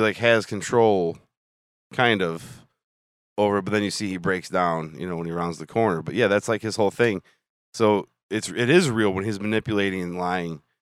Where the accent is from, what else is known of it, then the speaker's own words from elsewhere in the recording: Illinois, United States; we're from Illinois